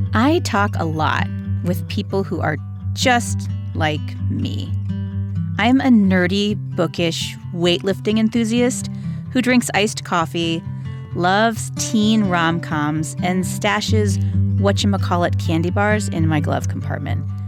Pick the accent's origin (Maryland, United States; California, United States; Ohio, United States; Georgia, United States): Ohio, United States; Cleveland; moved away as an adult; also born or lived in South Carolina; I grew up in Cleveland, Ohio